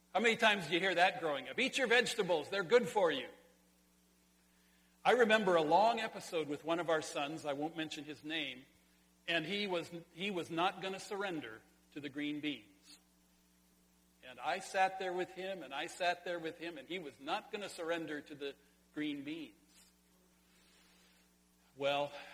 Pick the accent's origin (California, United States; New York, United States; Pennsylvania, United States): California, United States; Sonora; in California, in my hometown, at the Sonora High School swimming pool high dive.